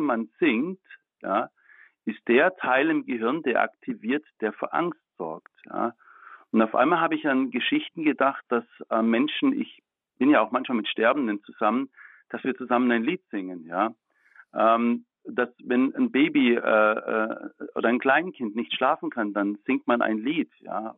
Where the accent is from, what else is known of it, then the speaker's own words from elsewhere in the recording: Baden-Württemberg, Germany; ich komme aus Baden-Württemberg